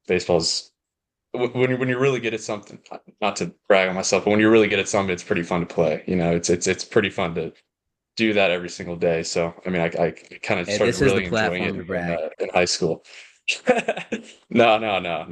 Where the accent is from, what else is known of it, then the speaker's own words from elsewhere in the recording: El Dorado Hills, California, United States; also born or lived in Texas; I was born in Texas, and like, I remember probably 2005 was when I moved to California, to Sacramento